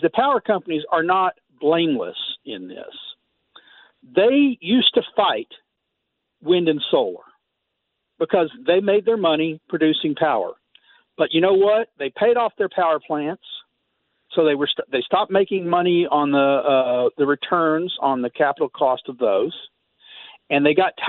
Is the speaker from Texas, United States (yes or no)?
yes; Texas, United States; I grew up in Texas